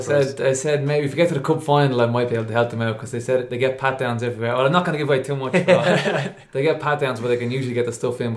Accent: Rush, Leinster, Ireland; now in Swords, Ireland; I'm out in Rush now at the moment. Well, I'm in Swords, but I'm originally from Rush.

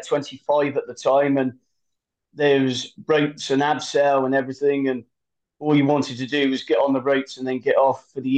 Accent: United Kingdom; I'm from the United Kingdom.

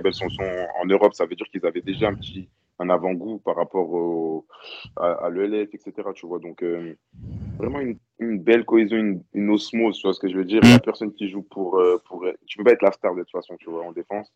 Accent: France; en tant que Français

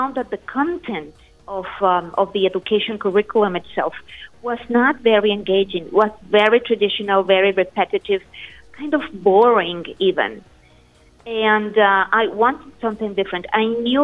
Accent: Aguascalientes, Mexico; my native Mexico, in Aguascalientes, the city where I come from

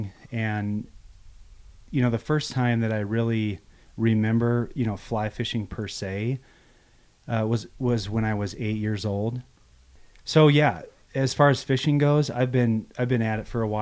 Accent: Loveland, Colorado, United States; also born or lived in Grand Junction; I was born in Loveland in 1979

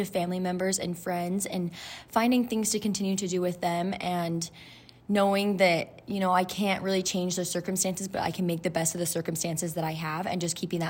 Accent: Utah, United States; I'm from Utah and I am currently a student at BYU.

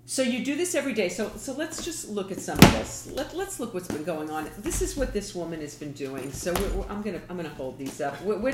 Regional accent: New York, United States; Because I'm from New York.

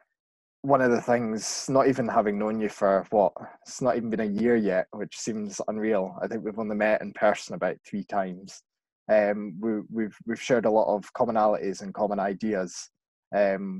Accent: West Lothian, Scotland, United Kingdom; I'm from West Lothian, I don't class myself as being rural

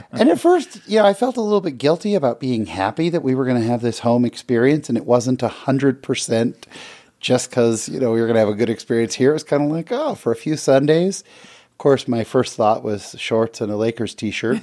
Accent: Bay Area, California, United States; now in Utah, United States; I grew up in the Bay Area.

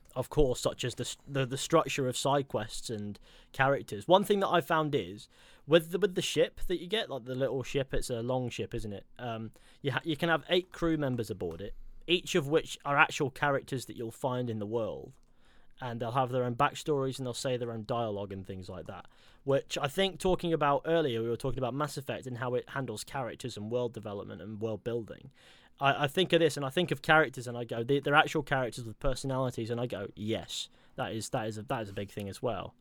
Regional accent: Exeter, South West England, United Kingdom; my hometown was actually originally a Roman settlement

